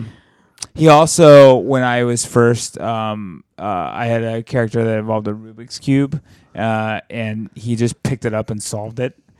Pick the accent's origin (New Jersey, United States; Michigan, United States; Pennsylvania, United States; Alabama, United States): Alabama, United States; moved away; also born or lived in Mississippi Delta; in my hometown in Alabama